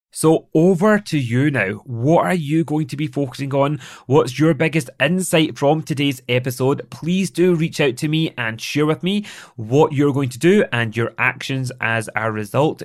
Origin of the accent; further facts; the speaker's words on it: Scotland, United Kingdom; accent: Scottish; I am Scottish. It is the way that I speak